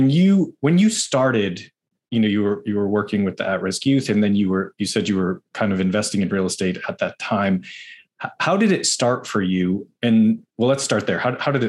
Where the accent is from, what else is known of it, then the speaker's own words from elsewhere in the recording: Boston, Massachusetts, United States; now in Los Angeles, United States; I'm from Boston. Like we're now both